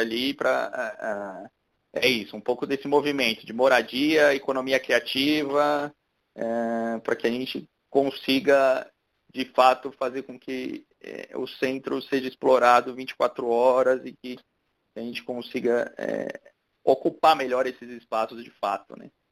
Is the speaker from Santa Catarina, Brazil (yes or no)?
no; São Paulo, Brazil; eu nasci na Barra Funda, depois mudei para Santa Cecília